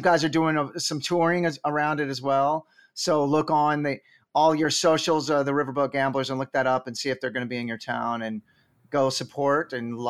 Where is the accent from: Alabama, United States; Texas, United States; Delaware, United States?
Texas, United States; Well, especially since we're all from Texas.